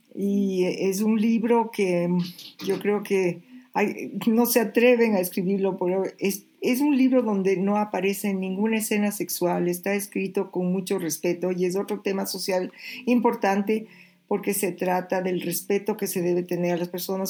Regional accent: Ecuador

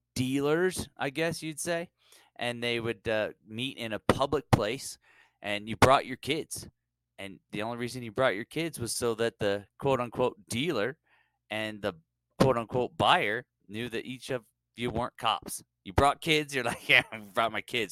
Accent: California, United States; growing up in California

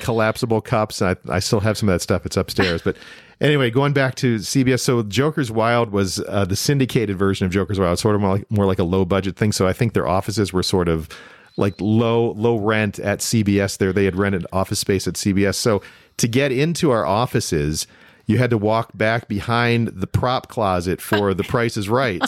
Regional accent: Toledo, Ohio, United States; moved away; also born or lived in Demopolis, Alabama / Meridian, Mississippi / Cleveland, Ohio; I grew up in Toledo

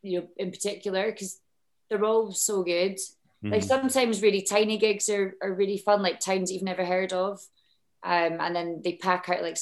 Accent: Edinburgh, Scotland, United Kingdom; Well, I grew up in Edinburgh.

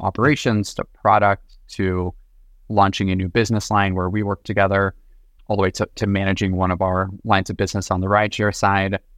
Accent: Los Angeles, California, United States; moved away; also born or lived in New York; originally born and raised in Los Angeles.

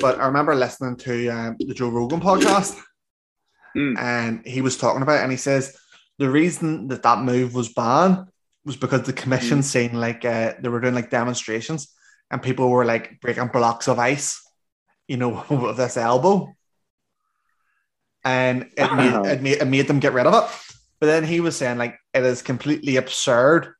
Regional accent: Northern Ireland, United Kingdom; I'm from Northern Ireland, and I talk pretty fast as it is.

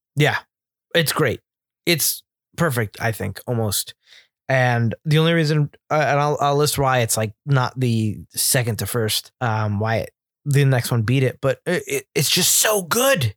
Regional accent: Northeast, United States; I'm from the Northeast

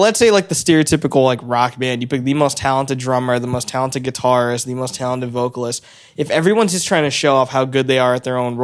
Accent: Weymouth, Massachusetts, United States; I grew up in this area, even though I didn't live in Hull here by the water. Growing up, I grew up in Wayman, so not very far

